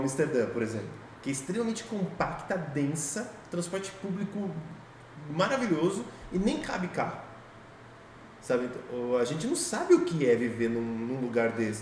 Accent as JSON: {"language": "Portuguese", "town": "Sorocaba", "region": "São Paulo", "country": "Brazil", "tie": "born or raised there", "said": "A gente está aqui em Sorocaba, vamos dizer, a gente cresceu aqui, vive aqui"}